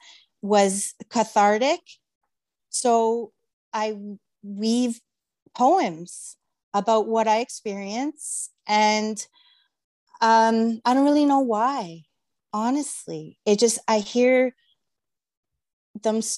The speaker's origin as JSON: {"language": "English", "town": "Mississauga", "region": "Ontario", "country": "Canada", "said": "from Mississauga and I'm a writer."}